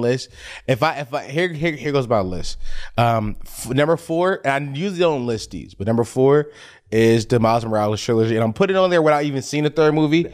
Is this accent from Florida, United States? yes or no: no; Philadelphia, Pennsylvania, United States; I grew up on Bevere Street in North Philly